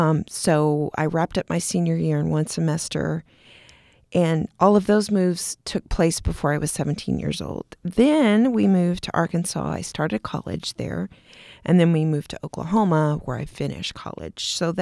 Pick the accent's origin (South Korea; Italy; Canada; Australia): Italy; born there; also born or lived in Texas / Kansas / Germany / Montana; So my dad was in the Air Force. I was born in Italy. Then we moved to Texas. Then my mom and I stayed in Kansas while my dad went to Vietnam. Then we moved to Germany.